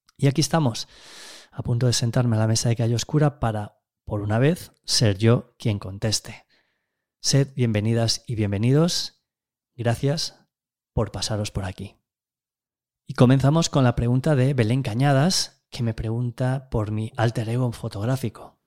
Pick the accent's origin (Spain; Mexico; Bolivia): Spain; A Gudiña, Galicia; also born or lived in Ourense / Tameirón; Nací en 1976 en Agudiña, un pequeño pueblo arrinconado en el extremo sureste de Galicia. Bueno, en realidad me llevaron a nacer allí desde Ourense